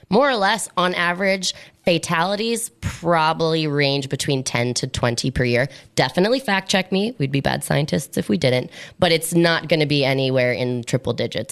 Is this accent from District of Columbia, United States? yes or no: yes; Washington, District of Columbia, United States; moved away as an adult; also born or lived in Miami; now in Mossel Bay, South Africa; Originally, I'm from Washington, D.C., in the United States, but I've been back and forth between the US and South Africa for about six years.